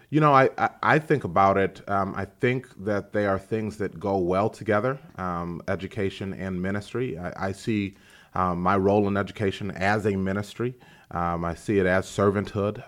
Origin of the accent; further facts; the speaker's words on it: DeKalb, United States; I'm from DeKalb.